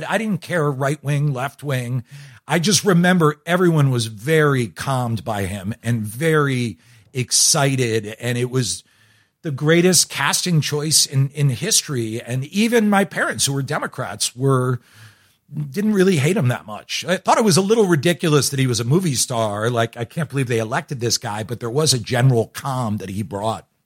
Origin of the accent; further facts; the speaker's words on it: Worcester, Massachusetts, United States; I'm from Worcester, so I, I can't. Uh, no I comment. grew up in Worcester, and I can't comment on that. Although I did move to Philadelphia